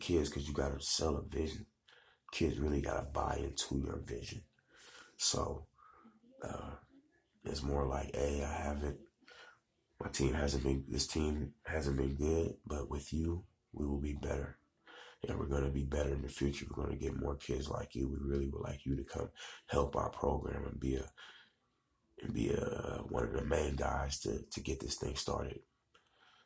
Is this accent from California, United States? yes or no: yes; San Diego, California, United States; I'm from the West Coast, San Diego